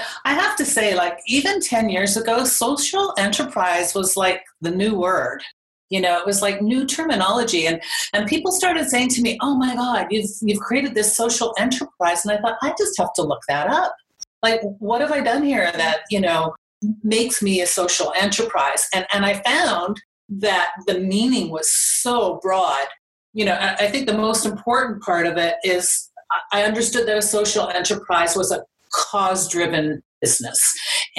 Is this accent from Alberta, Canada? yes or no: yes; Calgary, Alberta, Canada; I'm from Calgary. I'm born and raised in Calgary